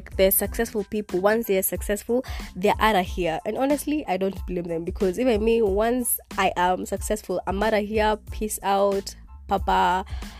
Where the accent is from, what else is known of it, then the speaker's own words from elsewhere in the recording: Kenya; first language Kikuyu; English is a second language; in my language, because Swahili is not my first language, but in my other language, which is Kikuyu